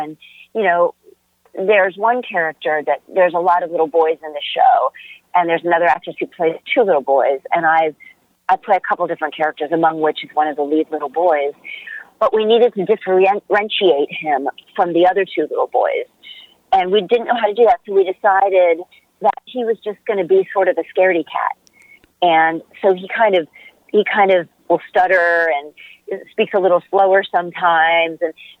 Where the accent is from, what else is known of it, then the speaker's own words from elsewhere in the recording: United States; and I'll do something that is in that vein as an American.